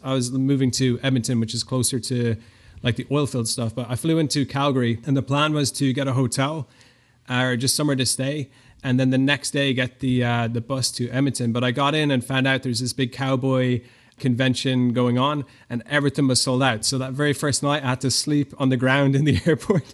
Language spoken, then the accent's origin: English; Ireland; moved away as an adult; I'm from Ireland. I grew up, uh, in a pretty normal Irish family.